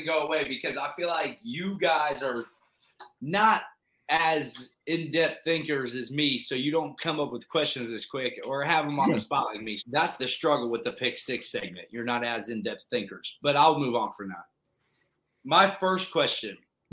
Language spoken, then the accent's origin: English; Youngstown, Ohio, United States; I'm from Youngstown up Northeast Ohio